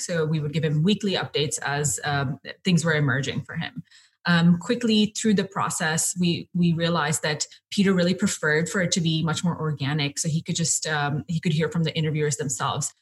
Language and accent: English; India; now in Cape Town, South Africa; I've been here for about five years, but I'm originally from India